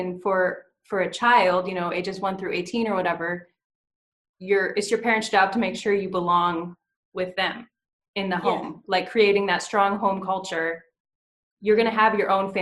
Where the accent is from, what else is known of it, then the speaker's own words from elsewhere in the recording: United States; as an American who grew up in America, having not left America